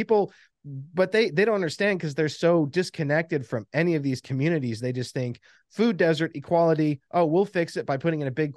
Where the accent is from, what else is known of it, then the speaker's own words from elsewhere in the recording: the South, United States; we grew up in the South, but our mom was a Yankee